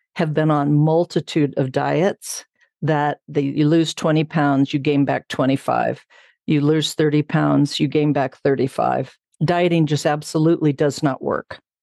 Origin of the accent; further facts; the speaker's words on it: Southern California, United States; moved away as an adult; now in Bozeman, United States; I grew up in Southern California